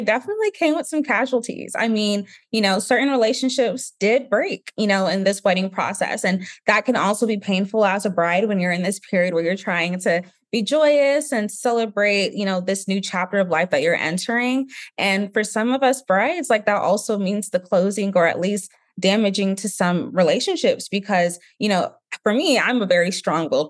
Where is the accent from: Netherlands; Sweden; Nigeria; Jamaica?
Nigeria; being Nigerian